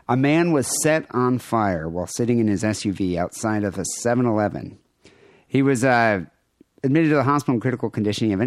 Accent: Michigan, United States; I grew up in Michigan.

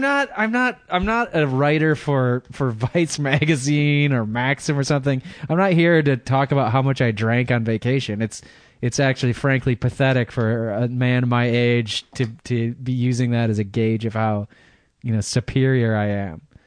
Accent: Michigan, United States; accent: American; now in California, United States; I'm from California, but I'm originally from Michigan

